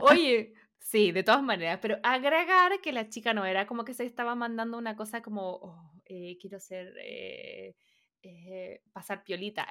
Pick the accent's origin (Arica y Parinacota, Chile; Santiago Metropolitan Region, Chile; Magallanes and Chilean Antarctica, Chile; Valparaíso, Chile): Santiago Metropolitan Region, Chile; Santiago; Yo soy de Santiago, entonces como que ir al mall era la cosa que nosotros hacíamos eh, con mis compañeros del colegio